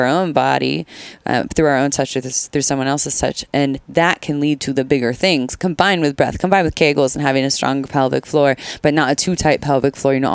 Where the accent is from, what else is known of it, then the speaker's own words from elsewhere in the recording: Santa Cruz, California, United States; I'm from Santa Cruz. I'm from Santa Cruz